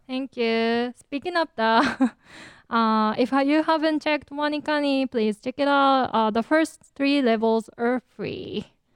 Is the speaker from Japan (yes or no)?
yes; Japan; accent: Japanese; my Japanese accent